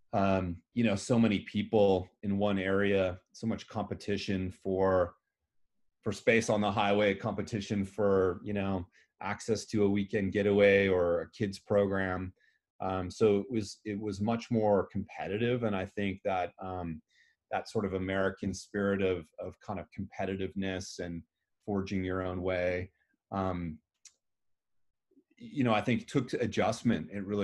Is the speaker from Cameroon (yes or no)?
no; Canada; now in United States; in our hearts we're Canadian